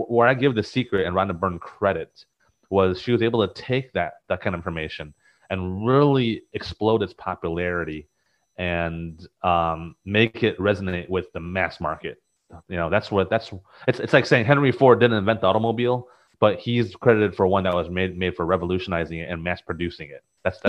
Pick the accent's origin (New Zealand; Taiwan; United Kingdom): Taiwan; now in United States; growing up in Taiwan and coming to the United States, I mean, I wasn't exposed to any of this stuff